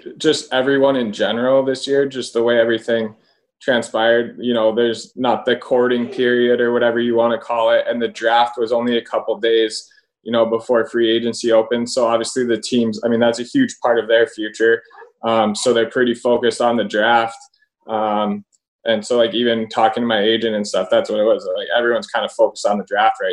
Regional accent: Milwaukee, Wisconsin, United States; my hometown

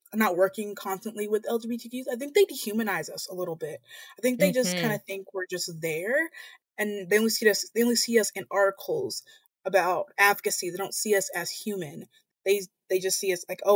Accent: Montgomery, Alabama, United States; I'm from the Deep South, Montgomery, Alabama

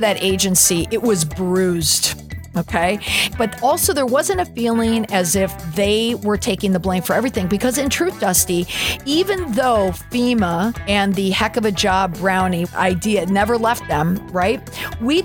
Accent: Minnesota, United States; also born or lived in St. Paul suburb; now in Boston, United States; When I was growing up in Minnesota

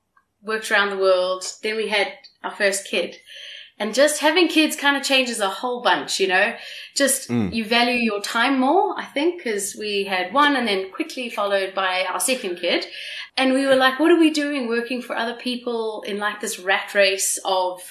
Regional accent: South Africa; I'm South African

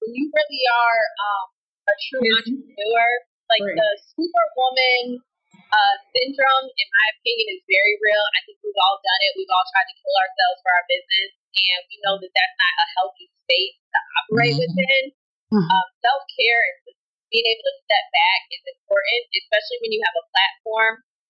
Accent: Chicago, Illinois, United States; now in Atlanta, United States; And Atlanta, to me, I'm originally from Chicago, so this was a very big difference when I got here.

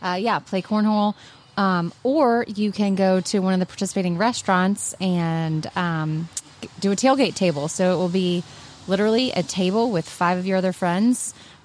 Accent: the South, United States; I grew up in the South, and I don't do it.

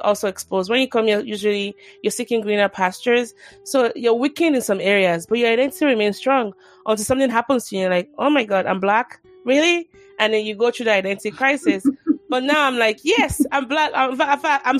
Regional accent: Nigeria; I'm from Nigeria

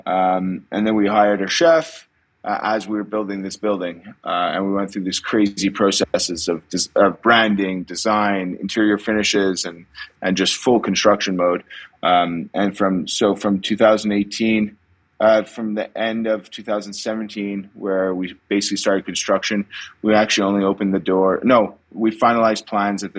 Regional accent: Montreal, Quebec, Canada; now in Knowlton, Canada; I grew up in Montreal, but spent every second I had in Knowlton

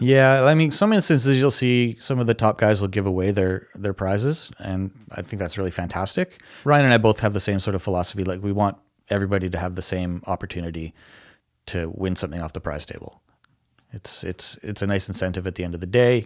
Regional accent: Canada; as a Canadian citizen

